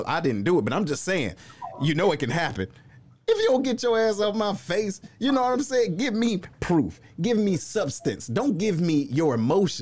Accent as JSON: {"language": "English", "town": "Detroit", "region": "Michigan", "country": "United States", "tie": "born or raised there", "said": "shout out to my hometown"}